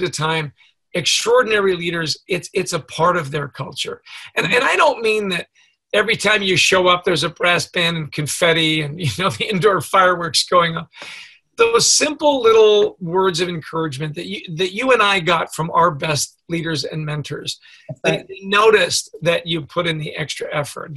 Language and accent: English; Canada; I grew up in Canada